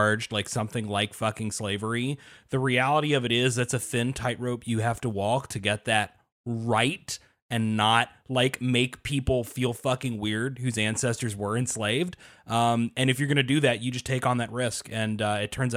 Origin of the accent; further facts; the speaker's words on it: United States; as an American